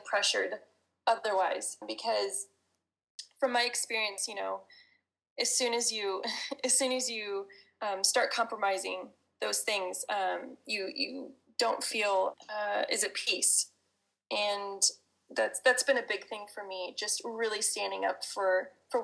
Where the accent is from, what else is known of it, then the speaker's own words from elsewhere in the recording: United States; being an American